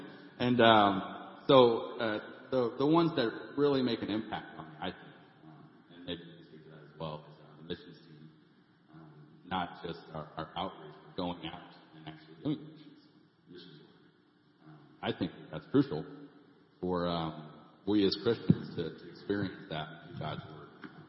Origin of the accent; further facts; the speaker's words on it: St. Louis, Missouri, United States; I moved here from St. Louis in 2007, met Erica shortly after, and so I got the invite from her.